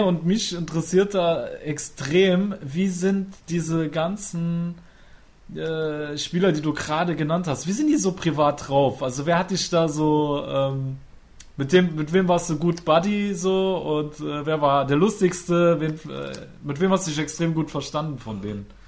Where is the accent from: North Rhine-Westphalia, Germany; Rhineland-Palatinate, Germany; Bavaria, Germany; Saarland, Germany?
Rhineland-Palatinate, Germany; Trier; moved away; also born or lived in Cologne; Ich bin eigentlich ursprünglich aus Trier